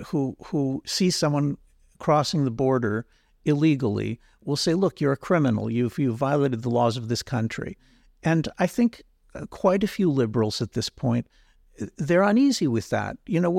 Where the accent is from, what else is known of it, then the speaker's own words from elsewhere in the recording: Israel; I'm from Israel. I'm going in a few weeks to India. In places like India and Israel, the word nationalism is a positive word.